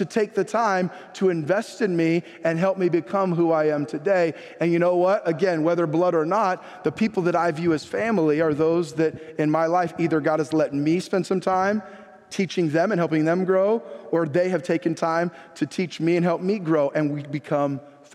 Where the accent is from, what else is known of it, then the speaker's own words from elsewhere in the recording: San Jose, California, United States; I was born in San Jose, California, Good Samaritan Hospital